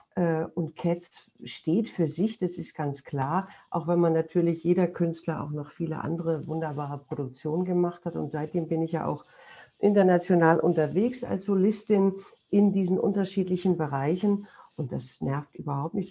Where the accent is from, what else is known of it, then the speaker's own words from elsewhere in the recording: Duisburg, North Rhine-Westphalia, Germany; in Duisburg gespielt, meiner Heimatstadt